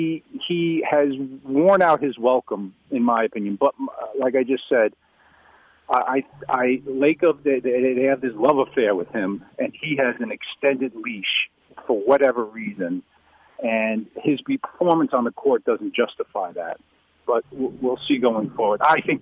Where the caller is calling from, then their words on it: New York City, New York, United States; No problems. … from New York City.